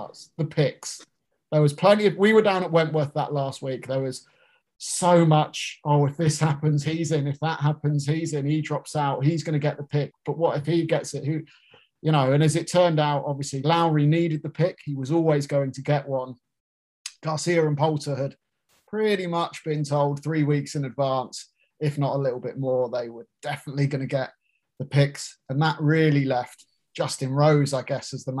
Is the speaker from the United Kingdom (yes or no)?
yes; United Kingdom; I'm British